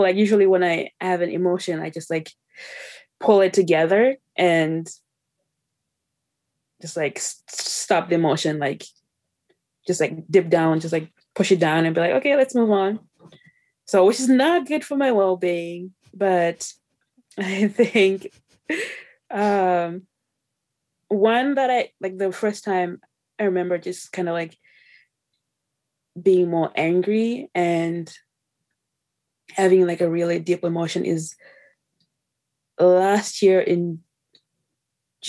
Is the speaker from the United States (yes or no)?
no; Zimbabwe; now in Canada; I was born in Zimbabwe, came to Canada in 2005.